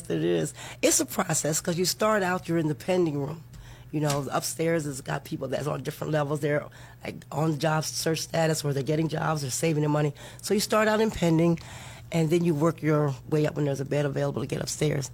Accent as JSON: {"language": "English", "region": "Maryland", "country": "United States", "moved": "as an adult", "lives_now": "Florida, United States", "said": "I'm from Maryland. I moved here about 10 years ago"}